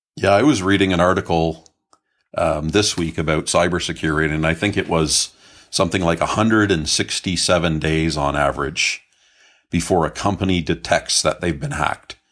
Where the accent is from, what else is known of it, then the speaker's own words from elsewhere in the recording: Canada; I grew up in Canada.